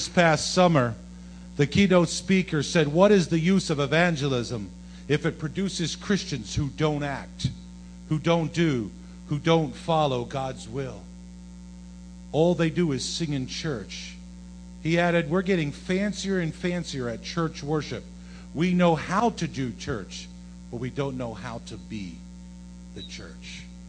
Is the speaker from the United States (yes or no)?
yes; Yorktown, United States; also born or lived in South Jersey / Rhode Island; I come from Yorktown. I come from South Jersey. I was in Rhode Island. And now I'm in New York City.